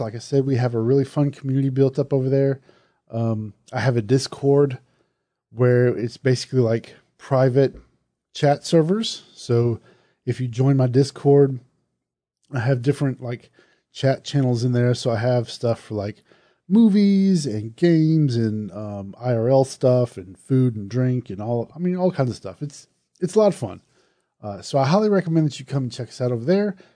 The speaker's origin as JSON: {"language": "English", "region": "Southern", "country": "United States", "accent": "Southern", "said": "my Southern accent"}